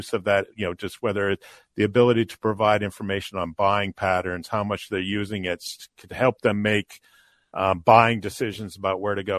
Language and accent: English; near Loring Air Force Base, Maine, United States; I grew up near Loring Air Force Base up in Maine